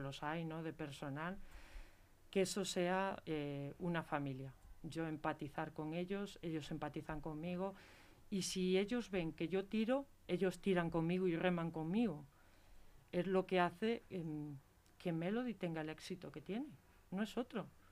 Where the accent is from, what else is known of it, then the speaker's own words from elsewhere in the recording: Galicia, Spain; now in Leganés, Spain; yo soy gallega